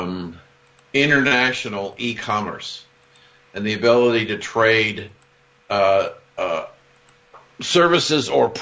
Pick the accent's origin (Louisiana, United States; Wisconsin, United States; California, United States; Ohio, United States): Ohio, United States; Columbus; growing up in Columbus, Ohio